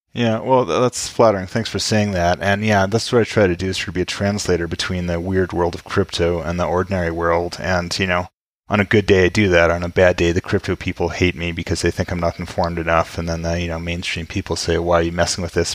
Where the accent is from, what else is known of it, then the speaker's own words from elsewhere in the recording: Vancouver, British Columbia, Canada; Vancouver, where I grew up